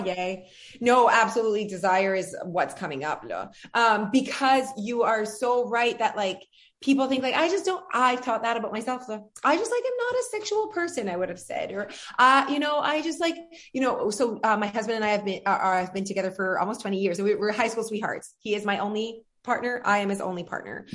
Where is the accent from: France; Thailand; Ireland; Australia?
France; English is a second language; moved away; I'm French